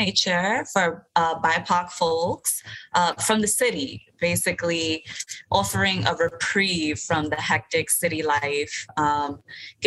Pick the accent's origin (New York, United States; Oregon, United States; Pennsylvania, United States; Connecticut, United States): New York, United States; New York City; we're from the city